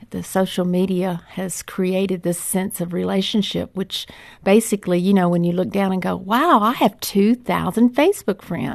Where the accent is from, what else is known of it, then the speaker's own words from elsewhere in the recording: West Monroe, Louisiana, United States; Louisiana. West Monroe, Louisiana.